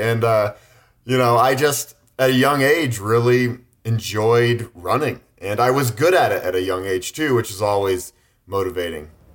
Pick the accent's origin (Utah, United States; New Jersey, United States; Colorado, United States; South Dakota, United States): Colorado, United States; Boulder; growing up in Boulder, Colorado, a very run-friendly town